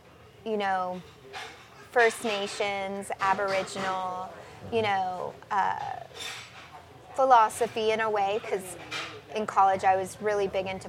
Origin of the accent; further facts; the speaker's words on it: Hawaii, United States; I guess I was fascinated by it because also I grew up in Hawaii during Desert Storm.